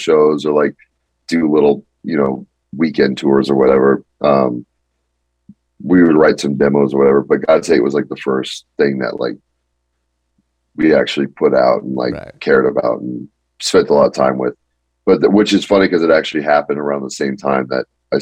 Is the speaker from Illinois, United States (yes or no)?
no; Palmdale, California, United States; I grew up in Palmdale, Lancaster area, which is like 45 minutes north of Los Angeles.